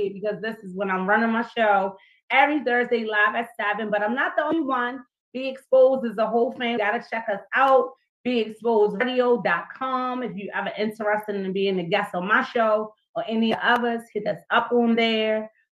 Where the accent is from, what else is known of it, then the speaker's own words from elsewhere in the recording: Baltimore, Maryland, United States; my hometown is right here, Baltimore, Maryland.